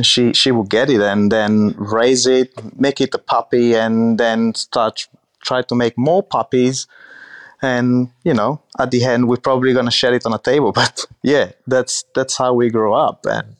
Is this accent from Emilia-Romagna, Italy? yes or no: yes; Medolla, Emilia-Romagna, Italy; So I grew up in Medola, which is a really small town about 30 minutes from Modena and 30 minutes from Bologna. It's a really, how can I say, countryside kind of town.